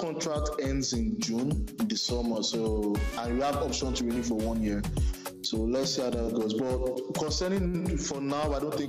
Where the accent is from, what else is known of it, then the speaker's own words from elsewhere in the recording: Nigeria; As a Nigerian fan, I'm really disappointed.